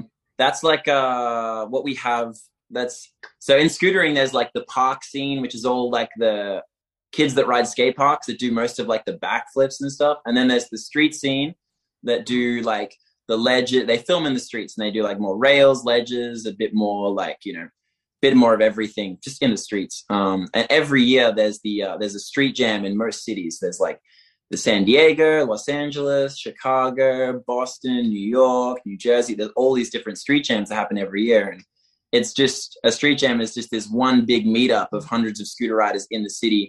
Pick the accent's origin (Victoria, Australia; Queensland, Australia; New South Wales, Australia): Victoria, Australia; Melbourne; moved away as an adult; now in Barcelona, Spain; I'm from Melbourne, Australia.